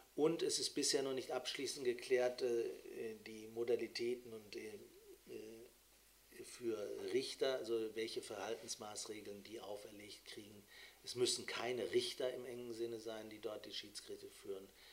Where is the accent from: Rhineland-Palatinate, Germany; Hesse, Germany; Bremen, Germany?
Bremen, Germany; würde ich als Bremer